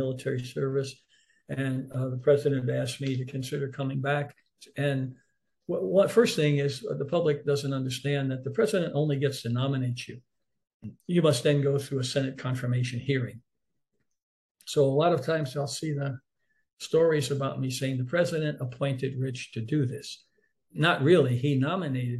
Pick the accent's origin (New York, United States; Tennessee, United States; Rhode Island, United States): New York, United States; New York City; growing up in Harlem in New York City